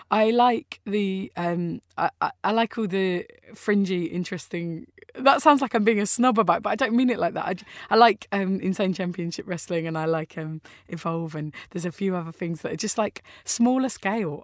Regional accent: Orpington, London, United Kingdom; I grew up in Austin Road.

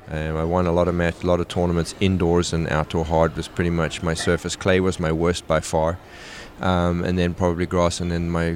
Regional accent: South Africa; You know, in South Africa, we had one TV channel, and we literally only had Wimbledon as tennis through the ye

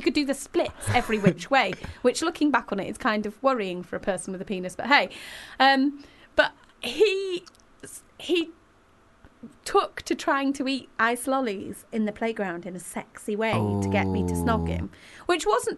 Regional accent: Manchester, North West England, United Kingdom; I'm Mancunian.

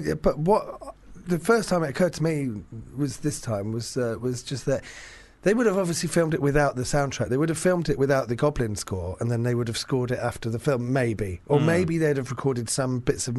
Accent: London, United Kingdom; I grew up around Finsbury Park

